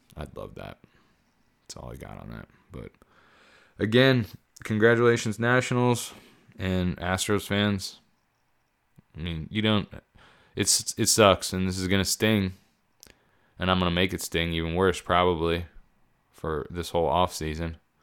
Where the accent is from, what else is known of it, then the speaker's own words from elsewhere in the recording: Pennsylvania, United States; moved away; I, I grew up in Pennsylvania. I spent a good portion of my life there.